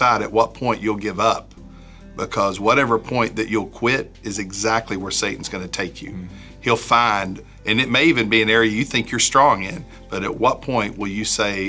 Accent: the South, United States; we assume they know stories of the Bible because we grew up in the South.

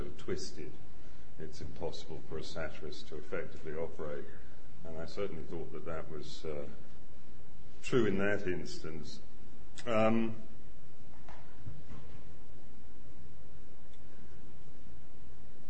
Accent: London, United Kingdom; I grew up in the Hampstead Garden suburb in North London

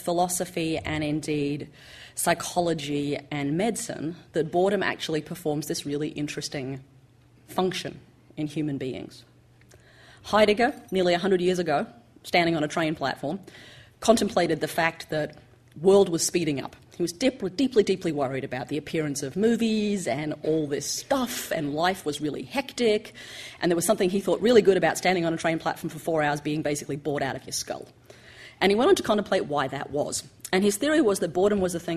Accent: Australia; Judy and I, growing up in Australia

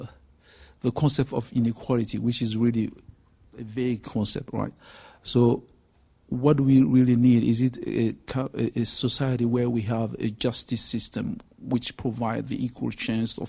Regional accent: Belgium; now in London, United Kingdom; I'm from Belgium, and I live and work here in London

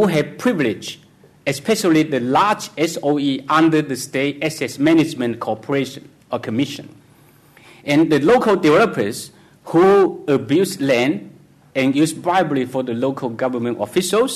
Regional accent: Hainan Island, China; moved away; I came from Hainan Island. I know how poor it is.

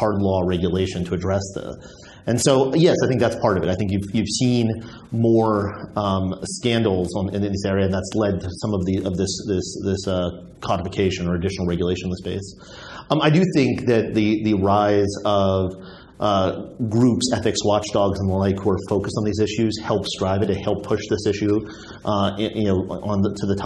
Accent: United States; in my practice as an American lawyer

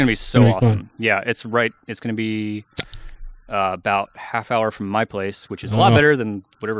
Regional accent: Wilsonville, Oregon, United States; Wilsonville, just south of Portland.

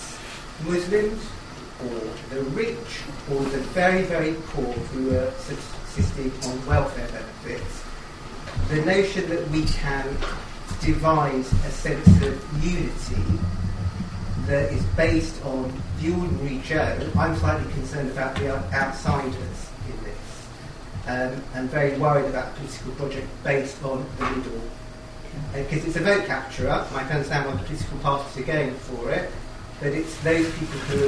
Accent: United Kingdom; my experience growing up in Britain as a young person

